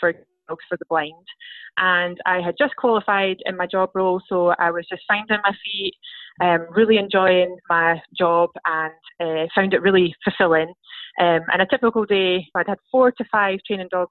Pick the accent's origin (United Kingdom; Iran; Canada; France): United Kingdom; Scotland; I'm from Scotland